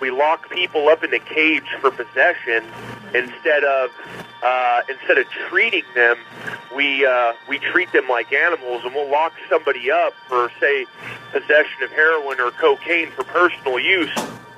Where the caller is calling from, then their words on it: California, United States; I'm calling from the road, man. I'm in California right now. I'm a truck driver talking on your Parrot 350.